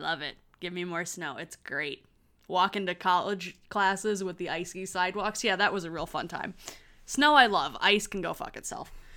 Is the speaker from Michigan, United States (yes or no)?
yes; Michigan, United States; also born or lived in Chicago; I'm not a valid Midwesterner who grew up in Michigan.